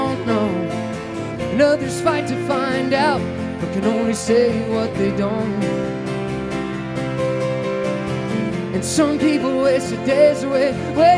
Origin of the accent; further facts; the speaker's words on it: outside New York City, United States; I come from the land of New York City, and I grew up outside New York City